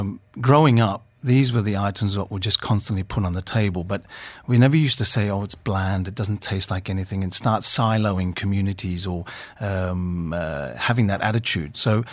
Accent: Australia; moved away as an adult; now in Dubai, United Arab Emirates; I was brought up in Australia, but parents were very strict by Greek nature.

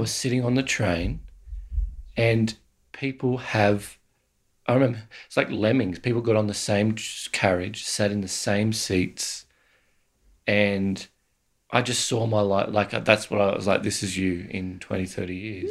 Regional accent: Australia

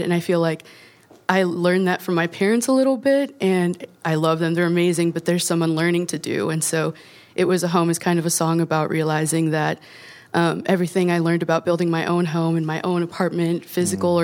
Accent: Chicago, Illinois, United States; we're from Chicago

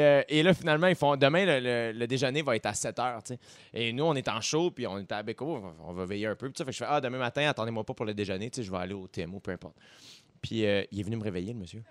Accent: South Shore, Quebec, Canada; je viens de la rive sud

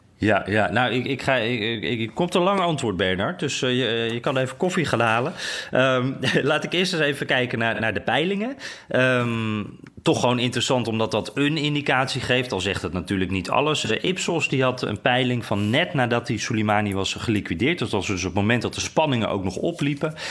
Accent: Netherlands; now in Washington, United States; wij zijn toch wel echte Hollanders

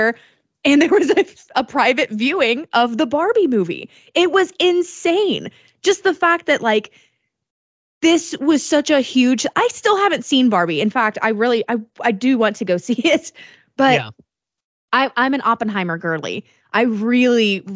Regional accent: Decatur, Illinois, United States; my hometown in Decatur, Illinois

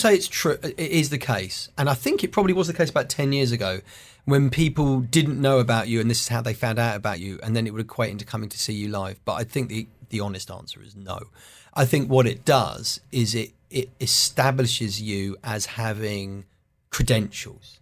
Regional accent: United Kingdom; I'm a comedian from Britain

